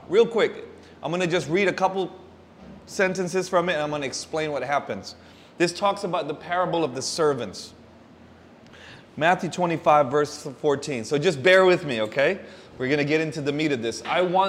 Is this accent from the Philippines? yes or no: yes; Davao City, Davao Region, Philippines; moved away; I'm half Filipino, half American. I was born in San Pedro Hospital. Kung mama is Pinay, kung papa is Americano, so I'm a mocha latte. So I'm just like you guys. I'm a Dabawenyujud. I was born here, but I left.